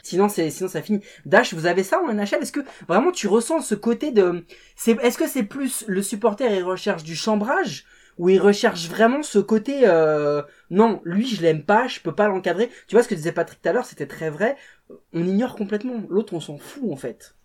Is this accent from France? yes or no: no; Portugal; en tant que Portugais